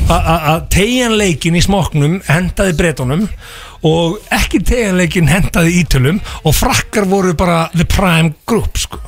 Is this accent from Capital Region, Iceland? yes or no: no; Egilsstaðir, Eastern Region, Iceland; við strákarnir frá Egilstuðin